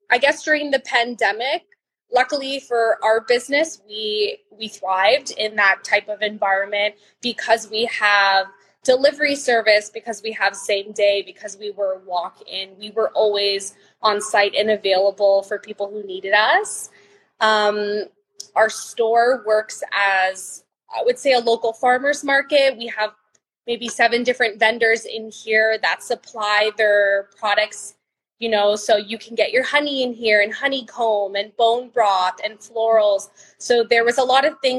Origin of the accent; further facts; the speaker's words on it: Vaughan, Ontario, Canada; I grew up in Vaughan in Maple specifically.